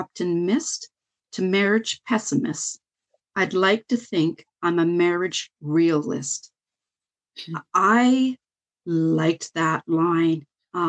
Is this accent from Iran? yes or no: no; Canada; I'm Canadian